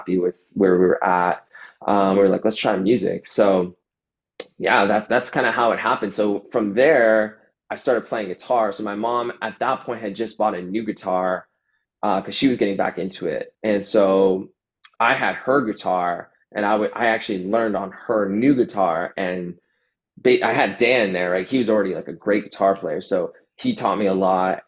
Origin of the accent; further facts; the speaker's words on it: Toronto, Ontario, Canada; just like technically inside of Toronto, like right at the border where Toronto ends, like just before it ends, at Steeles, that's where I grew up